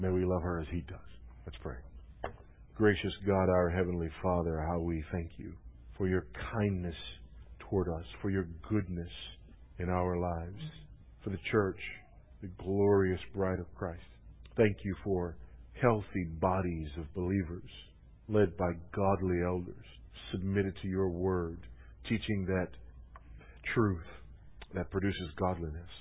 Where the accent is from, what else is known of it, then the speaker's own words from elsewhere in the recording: Los Angeles, California, United States; moved away; John MacArthur started pastoring Grace Community Church there in the L.A. area the year I was born. My hometown, the year I was born